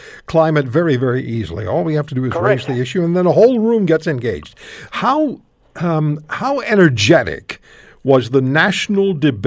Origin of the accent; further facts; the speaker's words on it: Canada; I'm Canadian